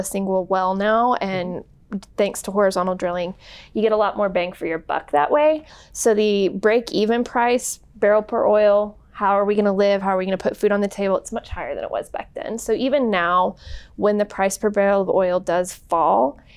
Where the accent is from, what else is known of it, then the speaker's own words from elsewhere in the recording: Odessa, Texas, United States; now in Midland, United States; I'm one of the few people in our office who's actually born and raised in Odessa